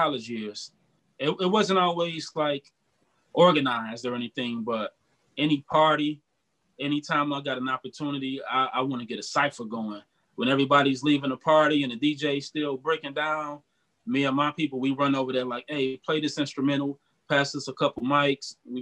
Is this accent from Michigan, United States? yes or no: yes; Detroit, Michigan, United States; now in Cleveland, United States; I'm in Cleveland right now, but I bounce back. I'm from Detroit originally